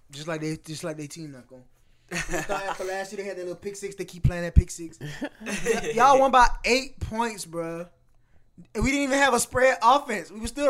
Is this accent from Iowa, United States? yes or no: no; Louisiana, United States; I'm really from Louisiana.